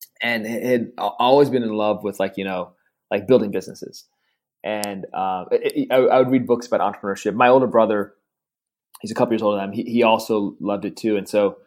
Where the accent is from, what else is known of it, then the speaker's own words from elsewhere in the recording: United States; also born or lived in India / Durham, North Carolina; I actually grew up, born and raised in the US